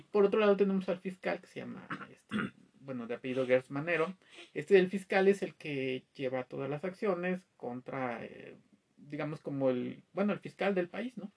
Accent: Mexico; nosotros como mexicanos

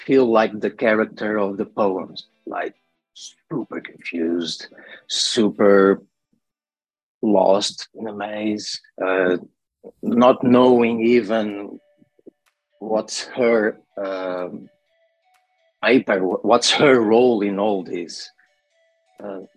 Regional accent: Lisbon, Portugal; I'm from Portugal. I am 23, I'm 31 years old. And I come from the slums from Lisbon

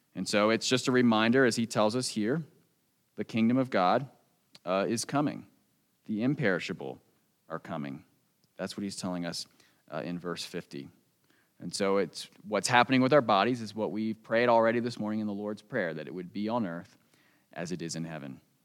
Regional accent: United States; born or raised there; moved away

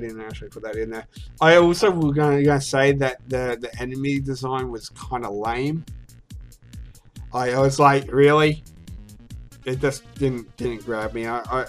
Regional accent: Australia; my home country of Australia

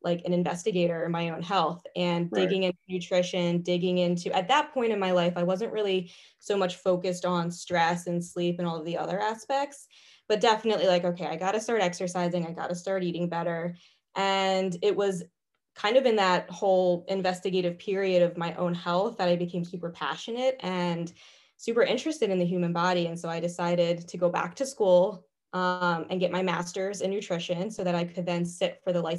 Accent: Pasadena, Maryland, United States; moved away as an adult; also born or lived in Chester County, Pennsylvania; now in West Chester, United States; I'm originally from Maryland, actually, a small town called Pasadena

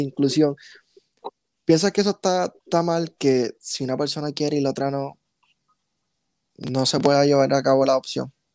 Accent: Puerto Rico; first language Spanish; nosotros mismos como puertorriqueños

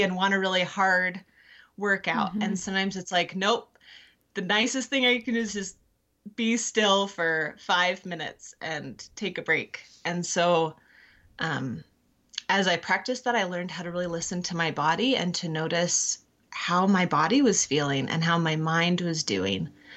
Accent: California, United States; moved away as an adult; I grew up in California and met my husband at college

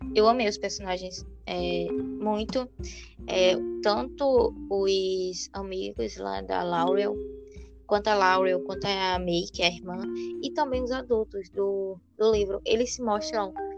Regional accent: Brazil; somos brasileiros

